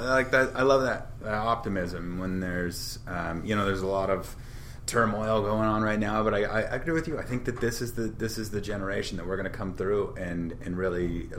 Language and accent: English; Shepherd, Montana, United States; moved away; I grew up in Shepherd, which is on the other side of Billings, but on the other side is Laurel